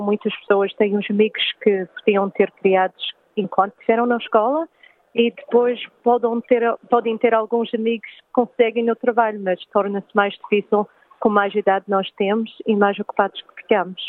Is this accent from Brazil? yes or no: no; Sydney, New South Wales, Australia; eu sou luso-descendente, sou nascida aqui na Austrália, também em Sydney